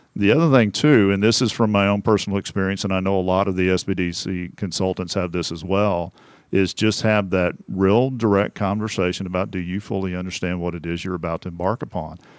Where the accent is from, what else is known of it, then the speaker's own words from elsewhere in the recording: Temple, Texas, United States; moved away; I'm from a town called Temple.